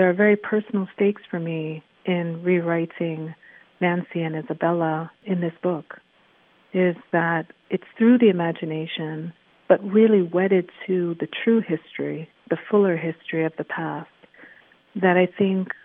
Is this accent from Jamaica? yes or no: yes; Kingston, Jamaica; I've taken as a Jamaican many times because I was born in Kingston